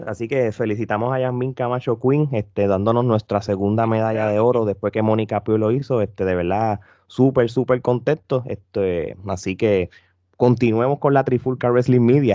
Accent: Puerto Rico; Nosotros como puertorriqueños

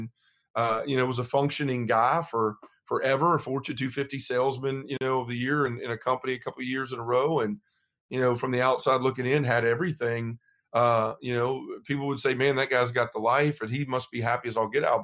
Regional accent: Memphis, Tennessee, United States; I'm from Memphis, Tennessee

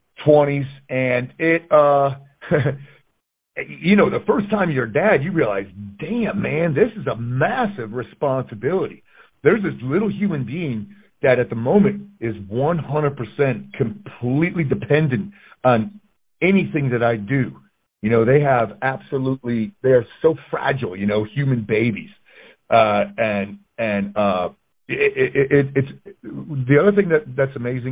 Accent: Connecticut, United States; moved away as an adult; I grew up in Connecticut

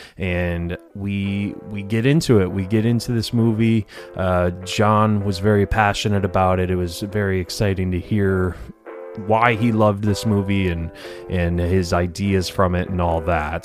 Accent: Detroit, Michigan, United States; moved away; I'm from Detroit originally

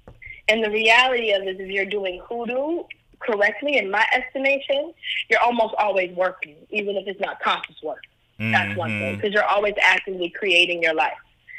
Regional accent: Cleveland, Ohio, United States; I'm from Cleveland, Ohio. My family is like a whole lot of black folks from the Midwest after the Great Migration.

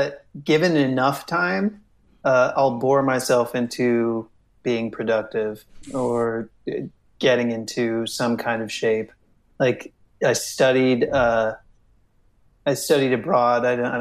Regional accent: United States; I'm American as well.

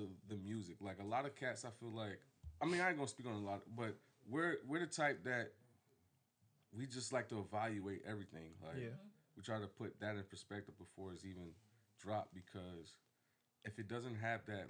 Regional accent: Virginia Beach, Virginia, United States; 845 Old Clubhouse Road was my address to the house that I pretty much like grew up in. Like, that's when people ask me where I'm from, is I'm from Old Clubhouse Road

